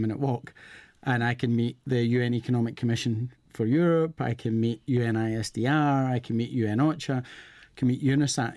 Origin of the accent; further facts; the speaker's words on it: Scotland, United Kingdom; I am from Scotland.